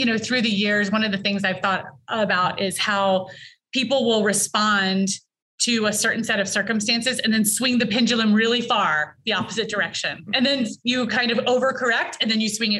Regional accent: Virginia, United States; I grew up in Virginia, you get all four seasons

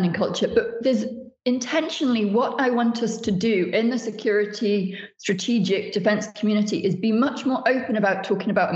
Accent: United Kingdom; so much of my work is from Britain as a Brit

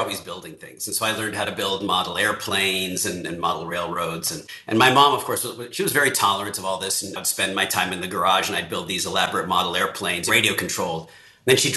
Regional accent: Beverly Hills, California, United States; now in Cambridge, United States; I grew up in Beverly Hills, 90210, the whole thing.

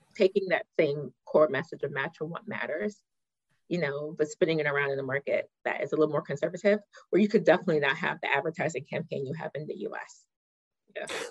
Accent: Pittsburgh, Pennsylvania, United States; born or raised there; moved away; also born or lived in Ghana

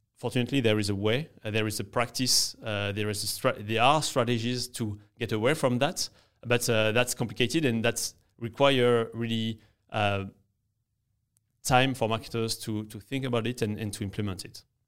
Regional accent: France; English is a second language; moved away as an adult; now in New York, United States; I'm in New York and, uh, and I'm from France, as you can hear

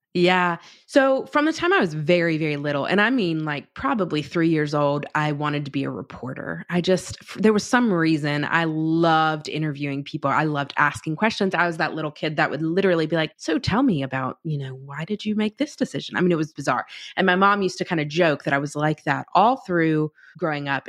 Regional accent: North Carolina, United States; moved away as an adult; I was from North Carolina

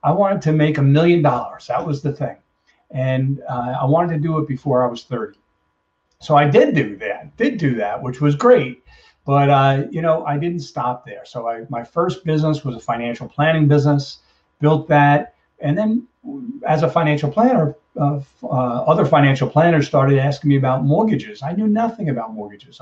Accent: Brooklyn, New York, United States; also born or lived in Long Island, New York; I grew up in Brooklyn, New York, and moved to Long Island

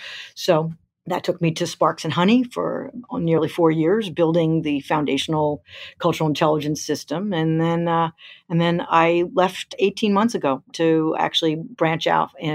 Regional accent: New York, United States; moved away as an adult; came back to New York, my hometown

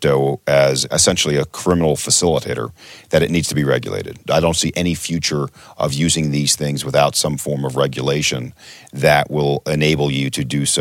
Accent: United States; I'm an American

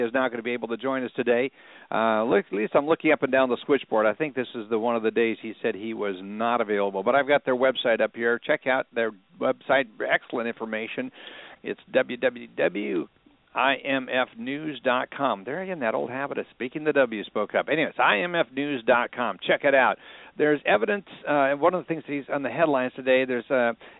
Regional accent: Minnesota, United States; growing up in Minnesota

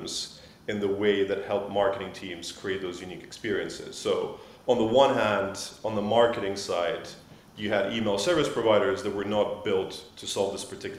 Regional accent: Switzerland; moved away as an adult; now in London, United Kingdom; I grew up in Switzerland. I moved out to London to start my career

